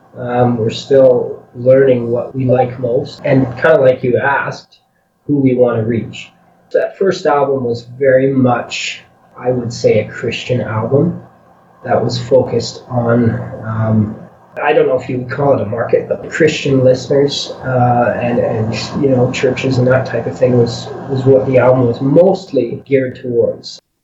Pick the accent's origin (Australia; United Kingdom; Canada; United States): Canada; a little town west of Edmonton, Alberta; we live west of Edmonton, but we work in the city often